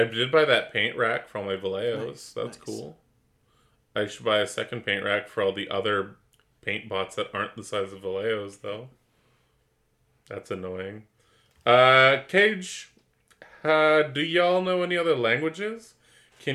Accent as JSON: {"language": "English", "country": "Canada", "said": "I'm just from Canada, eh?"}